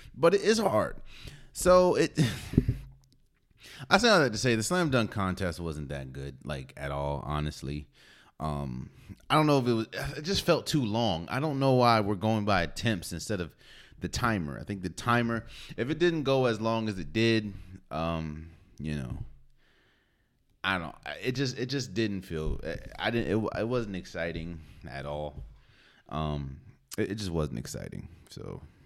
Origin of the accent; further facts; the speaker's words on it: Maryland, United States; I'm from Maryland, so I, I frequent in Howard a lot.